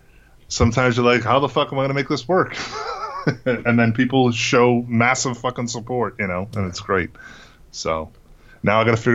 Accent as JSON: {"language": "English", "region": "Massachusetts", "country": "United States", "tie": "born or raised there", "moved": "yes", "lives_now": "New York, United States", "said": "But like growing up in New England and that, or Massachusetts even."}